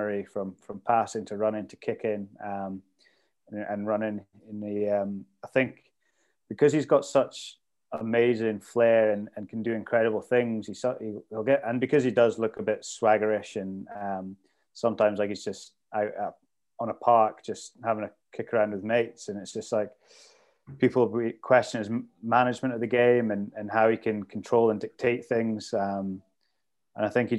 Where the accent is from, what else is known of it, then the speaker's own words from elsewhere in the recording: Scotland, United Kingdom; as a Scotsman